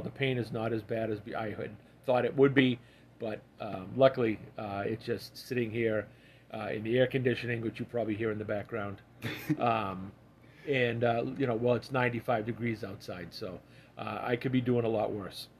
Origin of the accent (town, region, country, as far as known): Massachusetts, United States